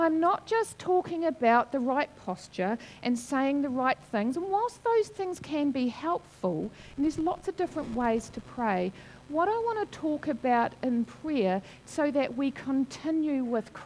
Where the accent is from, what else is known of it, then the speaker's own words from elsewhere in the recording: Wairarapa, Wellington, New Zealand; I grew up in the Wairarapa